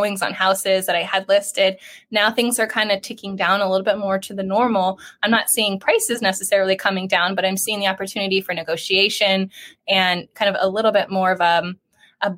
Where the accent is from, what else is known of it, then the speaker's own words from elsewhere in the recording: San Diego County, California, United States; I grew up locally here in San Diego County, and I graduated